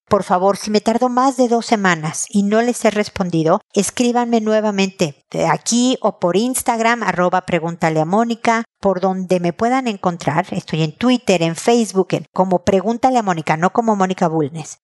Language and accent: Spanish; Mexico; moved away as an adult; also born or lived in United States; viviendo en México todavía, este de donde soy yo